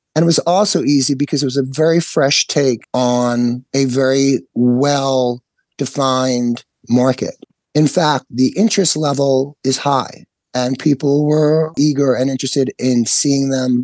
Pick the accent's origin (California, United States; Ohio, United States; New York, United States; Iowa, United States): New York, United States; I'm from New York. I was 5 years old, I guess, you know, when the … came onto American airwaves